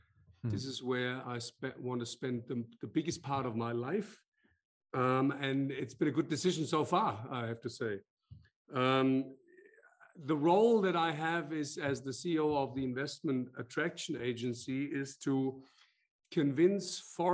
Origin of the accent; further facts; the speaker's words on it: Frankfurt, Hesse, Germany; also born or lived in Australia / France / United Kingdom; I'm a born and bred Frankfurter, so I grew up in the Frankfurt Rhein Main area, but I've lived outside of Frankfurt, lived in Australia, lived in France, lived in the UK